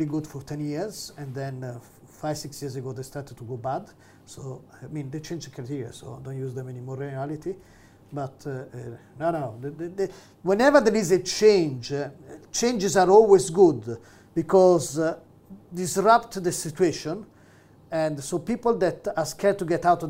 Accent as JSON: {"language": "English", "town": "Rome", "region": "Lazio", "country": "Italy", "tie": "born or raised there", "second_language": "English", "moved": "as an adult", "lives_now": "Manchester, United Kingdom", "said": "I grew up in Rome"}